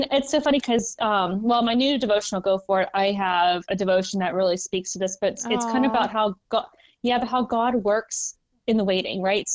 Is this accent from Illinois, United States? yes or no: no; just north of Pittsburgh, Western Pennsylvania, United States; I grew up in Western Pennsylvania, so just north of Pittsburgh